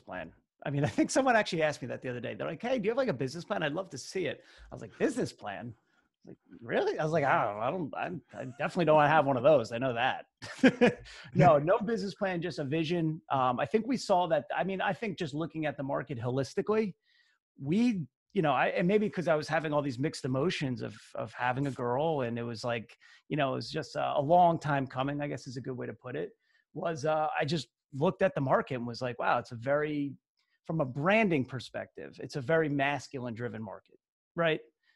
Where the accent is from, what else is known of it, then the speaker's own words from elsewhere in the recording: Basking Ridge, New Jersey, United States; … and I, you know, we're both from Basking Ridge, New Jersey, which is kind of the central western part of the state. And we grew up literally right next door to each other